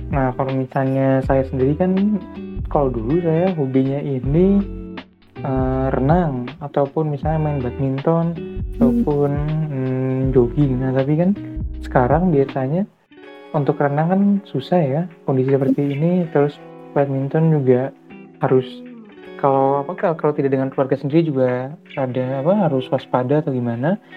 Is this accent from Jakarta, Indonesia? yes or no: yes; Jakarta, Indonesia; aku dari Jakarta aslinya aslinya dari Jakarta kan di kos di Jogja